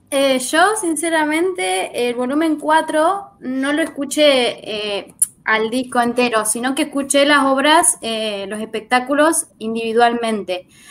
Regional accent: Santa Rosa, La Pampa, Argentina; yo soy del pueblo de Santa Rosa, de la provincia de La Pampa, soy del centro de la Argentina.

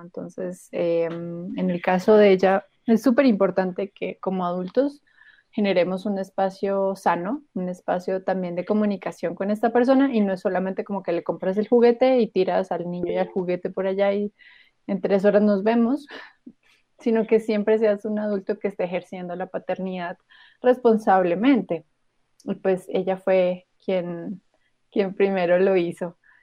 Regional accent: Colombia; lo que hago es advocacy en mi país con el interés de fomentar la industria de desarrollo de videojuegos en Colombia

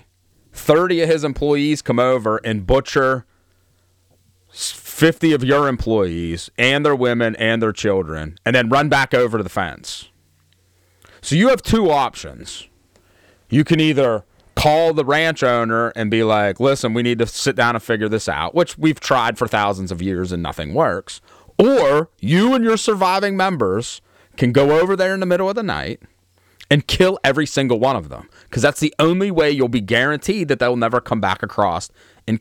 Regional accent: Altoona, Pennsylvania, United States; also born or lived in the South; Altoona. Like I was born and raised here

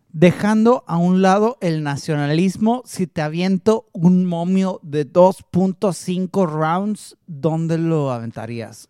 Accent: Mexico; somos los peleadores mexicanos

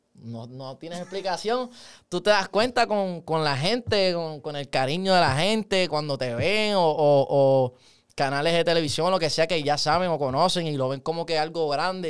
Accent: Puerto Rico; yo soy del Ares. Ah, eso es otra cosa, loco, ser del Ares

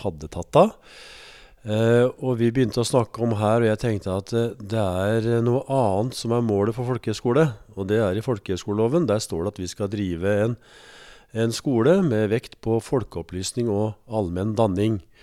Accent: Østfold, Norway; moved away as an adult; now in Elverum, Norway; Jeg er født og oppvokst i Østfold

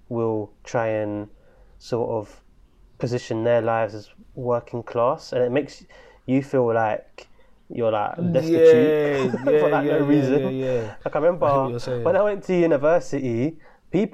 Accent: London, United Kingdom; I'm from Islington, and most of the kids in my school

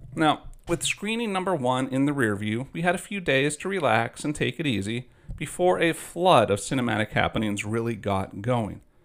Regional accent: Vandenberg Village, California, United States; Growing up in California, I lived in Vandenberg Village, attended Vandenberg Middle School

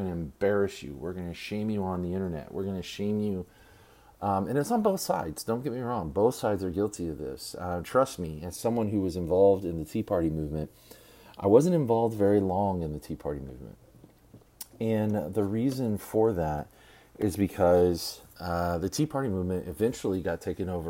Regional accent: Texas, United States; my home state. The weather here in Texas

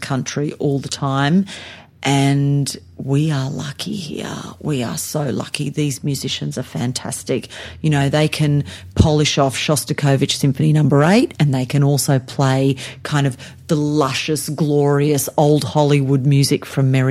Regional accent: Sydney, New South Wales, Australia; moved away as an adult; also born or lived in Blue Mountains, New South Wales; now in Adelaide, Australia; I'm not even from South Australia. I'm born and bred in Sydney.

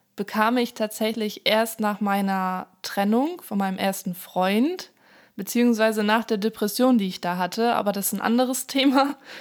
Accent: Hamburg, Germany; also born or lived in countryside (unnamed); ich bin zwar in Hamburg geboren, aber auf dem Land aufgewachsen, 2004 sind wir dann zurück nach Hamburg

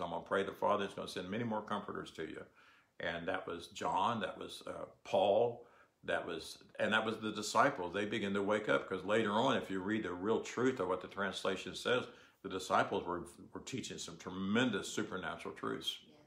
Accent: United States; I'm an American, and I'm proud to be an American

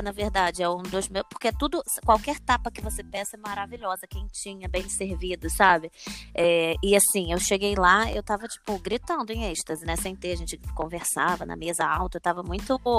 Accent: Brazil; now in Portugal; a gente é brasileiro

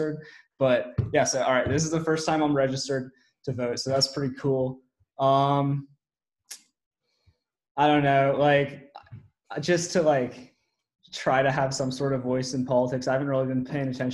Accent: Silver Spring, Maryland, United States; moved away as an adult; now in Memphis, United States; I am from Silver Spring, Maryland

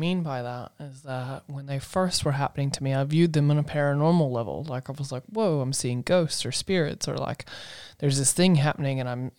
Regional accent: the South, United States; I grew up in the South knowing those to be ghosts and ghost stories.

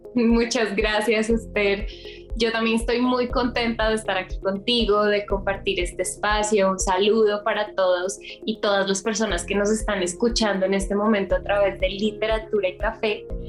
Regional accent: Bogotá, Colombia; moved away as an adult; now in Mexico City, Mexico; yo soy colombiana, nací en Bogotá, eh, pero vivo hace más o menos un año y medio en Ciudad de México

